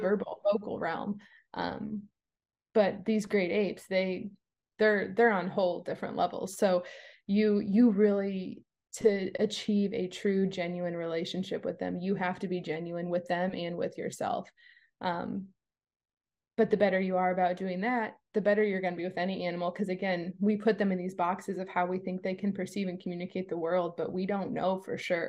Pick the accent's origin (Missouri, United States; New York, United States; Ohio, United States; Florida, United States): Florida, United States; East Coast of; I was born on the East Coast of Florida